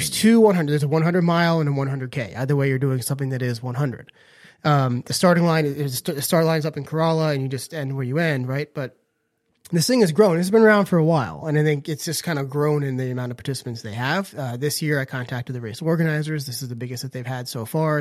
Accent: Northern Virginia, United States; now in Outer Banks, United States; I grew up in Northern Virginia, and there is a town called Clifton

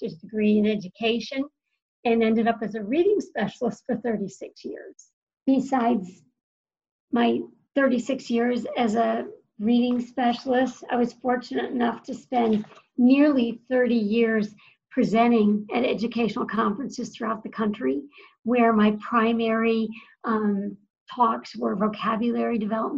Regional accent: Western Massachusetts, United States; I was raised in Western Massachusetts

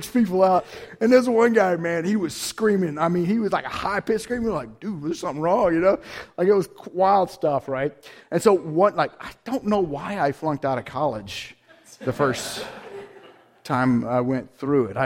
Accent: Georgia, United States; I grew up in Georgia, went to a small, very conservative school in Georgia.

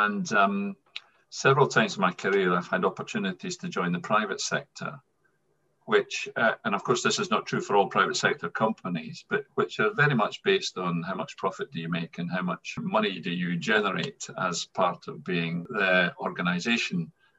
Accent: Scotland, United Kingdom; accent: Scottish; moved away as an adult; also born or lived in England / Wales; now in Edinburgh, United Kingdom; I'm pretty much very Scottish, as you can hear from my accent. So I've spent the vast majority of my career down south in England and Wales. I always said that I would never come back to Scotland because I enjoy living in England and Wales

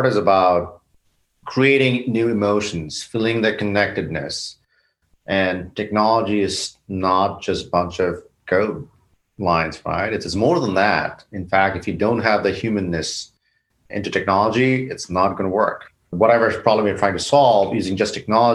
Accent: Bangladesh; now in United States; South Asia, where I grew up in Bangladesh

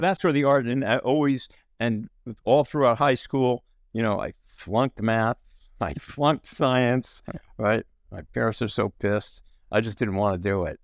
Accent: New Jersey, United States; we grew up in New Jersey

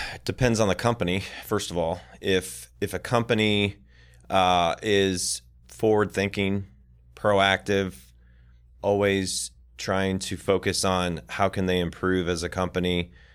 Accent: Michigan, United States; I worked at a lot of golf courses growing up in Michigan

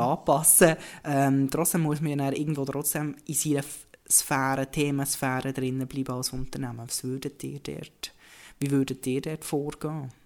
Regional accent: Bern, Switzerland; accent: Bernese German; Als Berner kann ich sagen

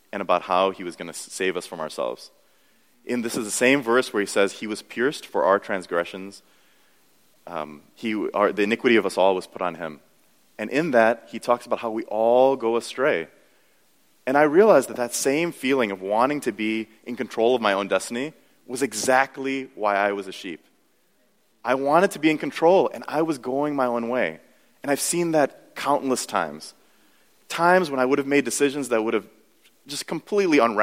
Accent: United States; I grew up in America

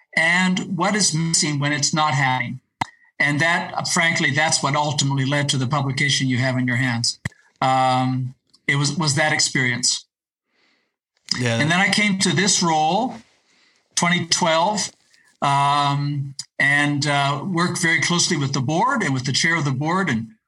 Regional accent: Ecuador; also born or lived in Latin America; I actually grew up as the child of missionary parents, and so I speak Spanish. I grew up in Ecuador and Latin America.

